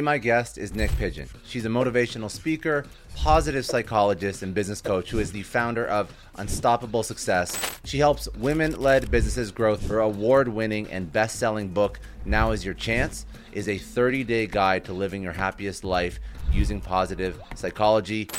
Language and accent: English; Canada; I'm Canadian